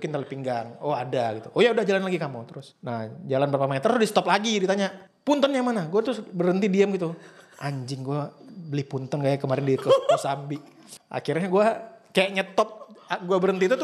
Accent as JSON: {"language": "Indonesian", "region": "Sumatra", "country": "Indonesia", "accent": "Sumatran", "said": "Enggak sih, cuman gue dibully karena logat gue aja gitu."}